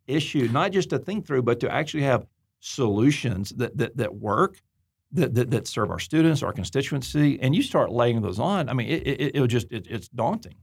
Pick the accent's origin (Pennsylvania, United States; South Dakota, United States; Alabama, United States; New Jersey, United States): Alabama, United States; Auburn; I'm from Deep South, Alabama, Auburn